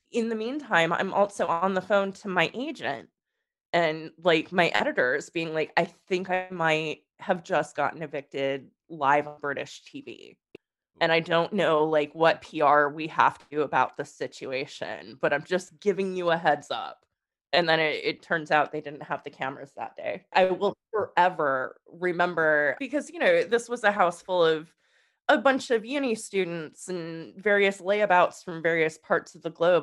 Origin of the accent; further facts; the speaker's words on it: United States; moved away as an adult; also born or lived in England; me as an American